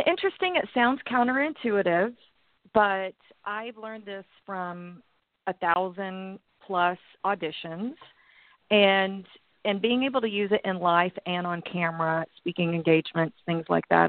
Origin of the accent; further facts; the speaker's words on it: Texas, United States; moved away as an adult; also born or lived in Los Angeles; I was running away from Texas